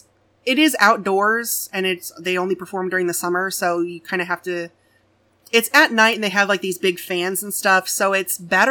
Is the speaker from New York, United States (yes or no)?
no; Missouri, United States; So I am born and raised in Missouri.